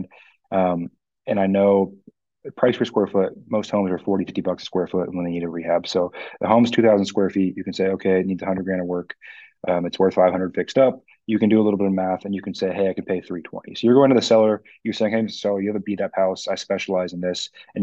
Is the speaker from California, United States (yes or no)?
no; Bellevue, Washington, United States; I was raised in Bellevue where your average price point is $1 million